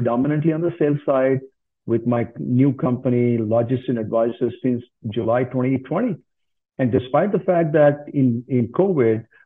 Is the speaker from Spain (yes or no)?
no; India; moved away as an adult; also born or lived in Southern Africa; now in Canada; I grew up in India.